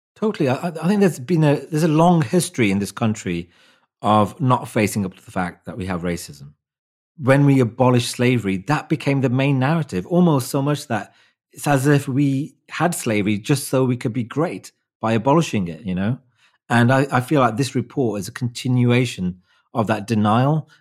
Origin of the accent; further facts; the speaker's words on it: Wolverhampton, West Midlands, United Kingdom; my hometown, Wolverhampton